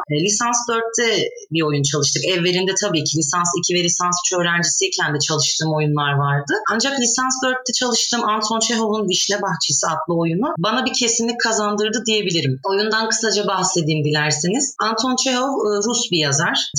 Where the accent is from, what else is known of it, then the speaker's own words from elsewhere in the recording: Adana, Turkey; moved away as an adult; also born or lived in Şanlıurfa / Bursa; now in Sivas, Turkey; 25 yaşındayım. 22 Kasım 1995 yılında dünyaya geldim. Ee, Şanlıurfa doğumluyum. 3 aylık iken ben Adana'ya göçmüş ailem. Yani ikinci memleketim Adana aslında. Akabinde 18'ime kadar Adana'da e, okudum.